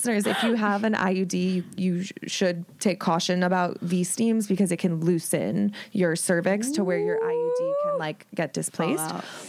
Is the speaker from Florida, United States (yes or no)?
no; Ohio, United States; And I grew up in Ohio